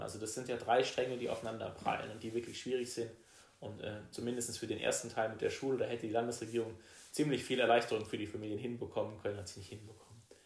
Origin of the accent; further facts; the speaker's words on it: Rastatt, Baden-Württemberg, Germany; also born or lived in Heidelberg; ich komme aus Rastatt, bin da auch groß geworden